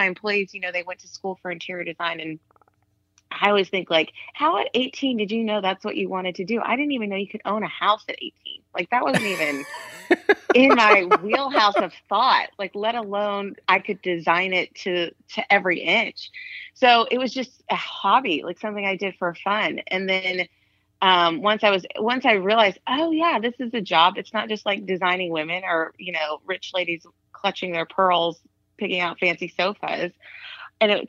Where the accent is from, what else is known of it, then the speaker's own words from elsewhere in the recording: Austin, Texas, United States; moved away as an adult; also born or lived in Los Angeles, United States; now in Austin, United States; I'm from Austin. My family moved there when I was 8